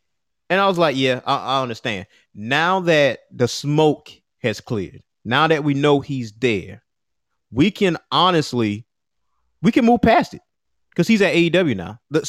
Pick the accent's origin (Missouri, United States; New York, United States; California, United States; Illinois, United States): Illinois, United States; Chicago; I'm from Chicago. I'm Chicago's own, you know?